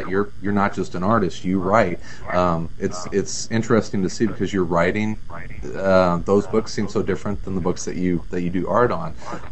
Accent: St. Louis, Missouri, United States; moved away; I'm from St. Louis originally

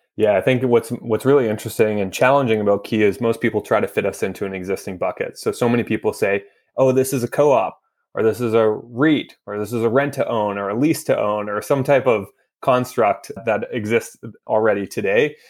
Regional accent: Vancouver, British Columbia, Canada; moved away as an adult; now in Toronto, Canada; I grew up in Vancouver my entire life.

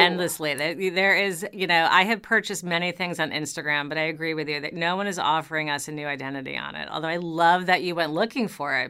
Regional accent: New York, United States; You know, I am a New Yorker. I have lived in New York.

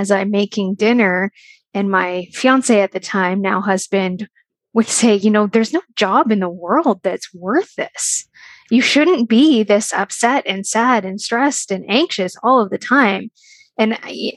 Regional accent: Canada; I am from Canada and I live in Ontario

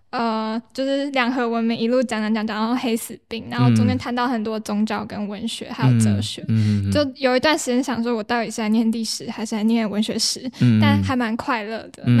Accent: Changhua County, Taiwan; also born or lived in Taichung; now in Taipei, Taiwan; 但我是彰化人

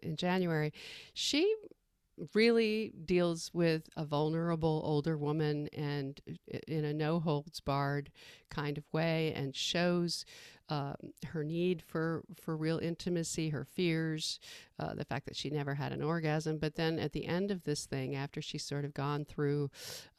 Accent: New York, United States; moved away; I come from New York, so I spent many happy summers on Fire Island.

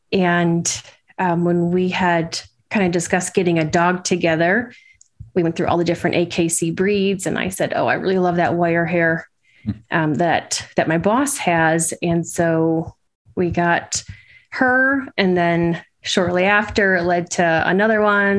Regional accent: Wisconsin, United States; moved away as an adult; now in Potomac, United States; I grew up in Wisconsin, lived there until September of 19. And when we moved out here.

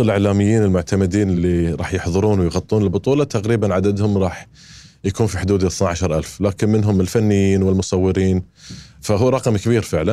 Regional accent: Qatar; أنا كقطري عايش في قطر

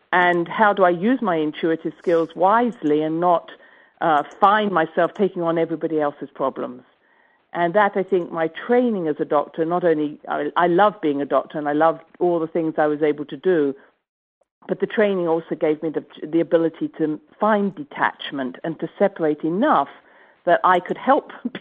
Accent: England, United Kingdom; I come from England, and I was brought up actually not with a medical family, but with a spiritual family.

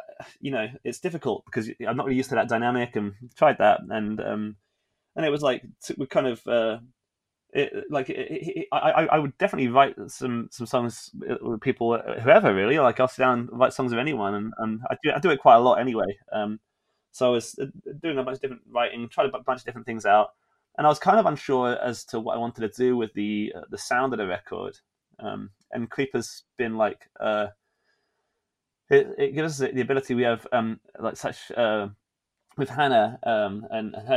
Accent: England, United Kingdom; being an English person in a place that was unfamiliar

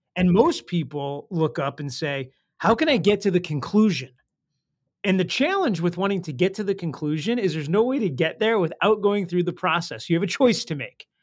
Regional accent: Detroit, Michigan, United States; I grew up in Detroit

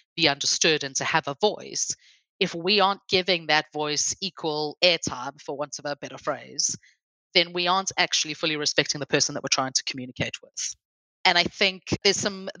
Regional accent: South Africa; now in England; I come from South Africa. If I had come halfway through my education, I could have sat a GCSE for Afrikaans language if I wanted to.

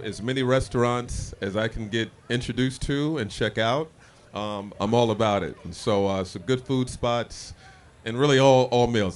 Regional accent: Indianapolis, Indiana, United States; moved away as an adult; also born or lived in Brooklyn; now in Minneapolis, United States; growing up in Indianapolis

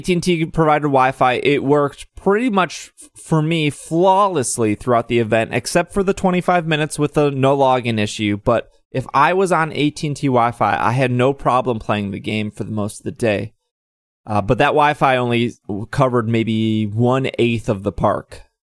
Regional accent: Milwaukee, Wisconsin, United States; since I'm from Milwaukee

